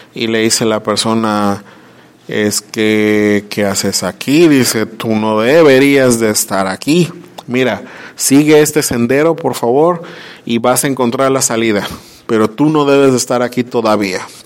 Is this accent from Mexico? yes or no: yes; Mexico; como mexicanos desconocemos nuestras, nuestras costumbres